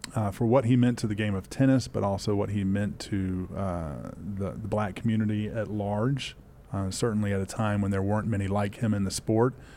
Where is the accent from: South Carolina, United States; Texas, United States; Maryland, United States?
South Carolina, United States; Spartanburg; also born or lived in Charlotte, North Carolina; I grew up nearby in Spartanburg, South Carolina.